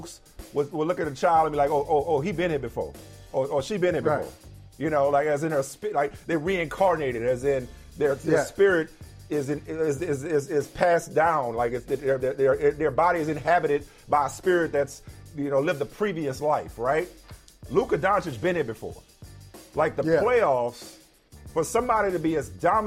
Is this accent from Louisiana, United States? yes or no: yes; New Orleans, Louisiana, United States; my hometown New Orleans